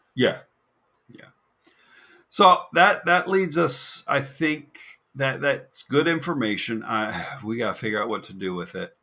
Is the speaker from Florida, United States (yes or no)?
yes; Florida, United States; also born or lived in New Jersey; I'm a Florida boy, but I was born in New Jersey and stayed there for six months.